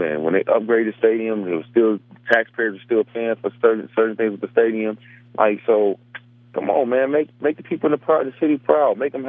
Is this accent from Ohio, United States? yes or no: yes; Cleveland, Ohio, United States; I'm from Cleveland through and through.